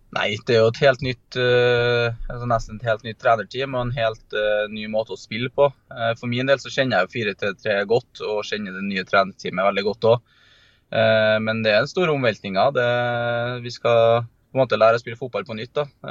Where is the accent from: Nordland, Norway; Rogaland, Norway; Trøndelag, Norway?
Trøndelag, Norway; som trønder